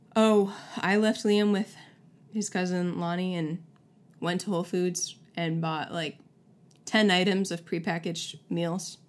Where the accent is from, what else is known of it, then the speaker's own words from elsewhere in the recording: Syracuse, New York, United States; now in Tulsa, United States; Syracuse, shout out to my hometown